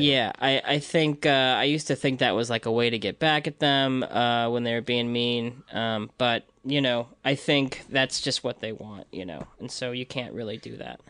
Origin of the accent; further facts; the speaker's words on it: Libertyville, Illinois, United States; moved away; I'm from Illinois, Libertyville, Illinois, so it's just, like, on the border